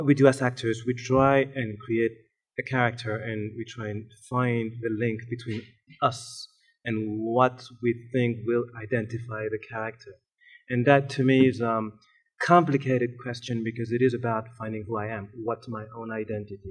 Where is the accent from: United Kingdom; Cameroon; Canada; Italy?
Cameroon; moved away; also born or lived in Montpellier, France; taking me back to my homeland, because I am from Cameroon